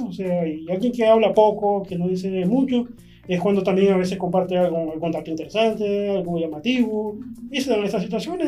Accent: San Salvador, El Salvador; Soy originario de San Salvador, Nací en el año de 1983

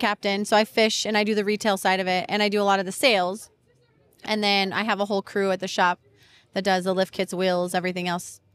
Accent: Colorado, United States; moved away as an adult; now in Florida, United States; I'm actually from Colorado

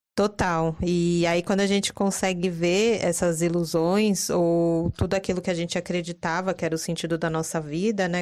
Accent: São Paulo, Brazil; paulistana, adoro viver em São Paulo

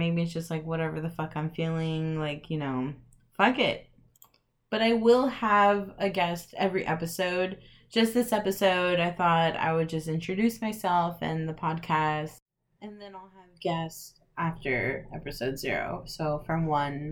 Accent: El Paso, Texas, United States; moved away as an adult; now in Midland, United States; I am from El Paso, Texas, so shout out to the 915.

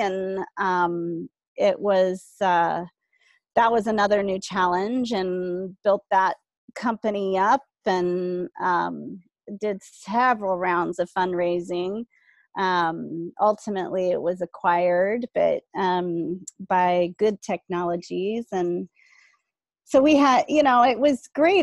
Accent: South Bay, California, United States; middle class kid growing up in the South Bay um, in the 70s

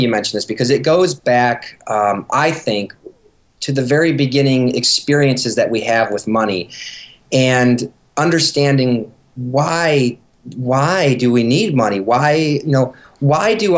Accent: Michigan, United States; moved away; we're from Michigan originally

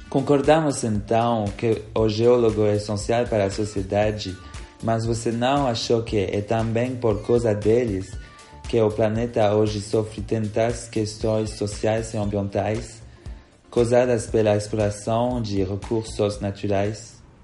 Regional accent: Belgium; Portuguese is a second language; moved away as an adult; now in Brazil; como podem perceber pelo meu sotaque, eu não sou daqui, embora eu quiser ser. Na verdade, eu sou belga

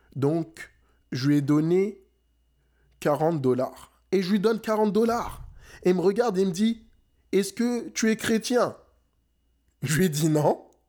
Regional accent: France; now in Montreal, Canada; je suis né en France, j'ai grandi en France. Mes parents sont sénégalais

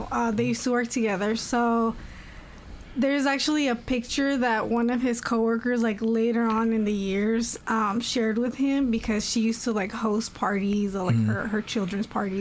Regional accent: Richmond, California, United States; I'm also from Richmond, 31.

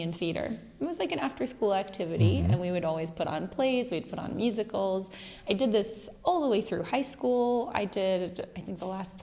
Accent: United States; moved away; being American

